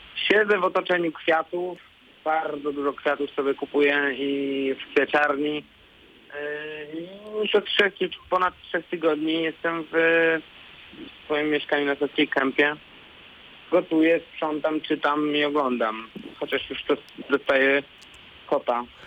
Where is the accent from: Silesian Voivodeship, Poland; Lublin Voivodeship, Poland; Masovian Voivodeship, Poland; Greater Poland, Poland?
Masovian Voivodeship, Poland; Warsaw; also born or lived in Łódź; ja jestem warszawiakiem